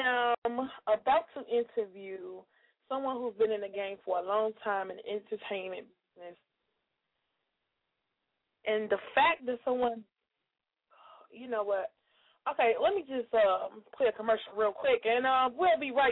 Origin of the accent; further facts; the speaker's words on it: Chicago, Illinois, United States; I was from Chicago